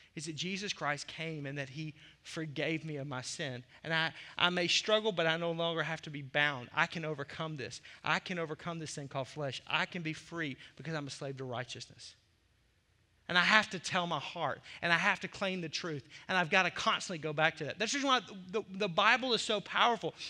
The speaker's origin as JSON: {"language": "English", "region": "the South", "country": "United States", "tie": "born or raised there", "also_born_or_lived": "Arkansas", "moved": "yes", "lives_now": "Milwaukee, United States", "said": "As a kid growing up in the South"}